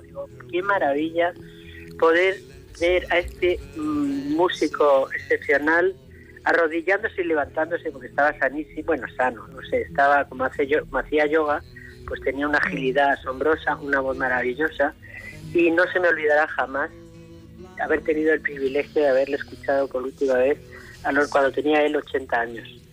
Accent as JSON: {"language": "Spanish", "town": "Madrid", "region": "Community of Madrid", "country": "Spain", "tie": "born or raised there", "also_born_or_lived": "León / Almería", "moved": "as an adult", "said": "yo nací en Madrid"}